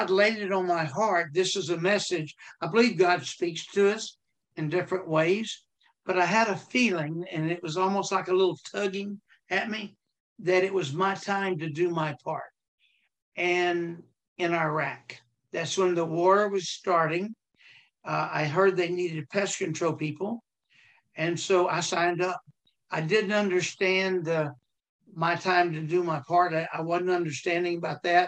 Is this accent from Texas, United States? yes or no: yes; Texas, United States; I'm from Texas